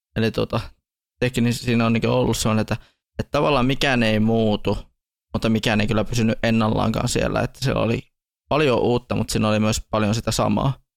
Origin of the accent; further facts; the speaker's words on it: Tornio, Lapland, Finland; meidän täällä kotipaikkakuntani